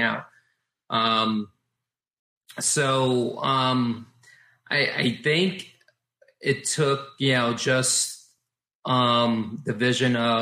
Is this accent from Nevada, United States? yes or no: no; New York City, New York, United States; I was born and raised in the Bronx